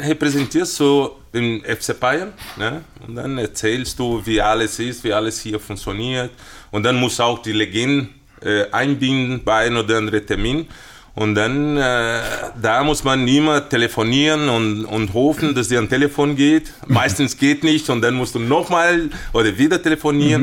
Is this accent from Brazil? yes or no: yes; Brazil; German is a second language; moved away as an adult; now in Munich, Germany; bei uns in Brasilien